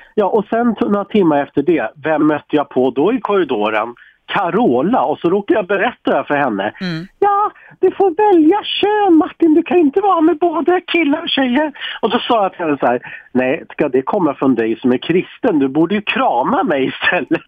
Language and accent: Swedish; Sweden; som svensk är man så jäkla stolt